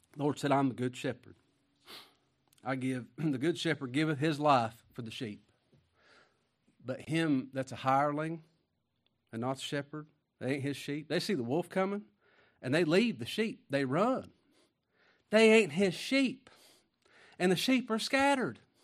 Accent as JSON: {"language": "English", "region": "Kentucky", "country": "United States", "also_born_or_lived": "Mississippi", "said": "I'm from Kentucky."}